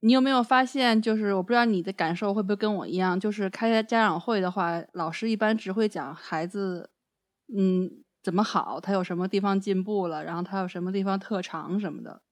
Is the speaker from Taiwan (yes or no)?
no; China; moved away; 作为，作为比如说我们是中国人